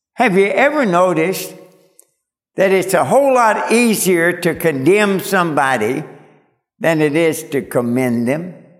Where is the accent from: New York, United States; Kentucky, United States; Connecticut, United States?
Kentucky, United States; moved away; I was born and raised in Kentucky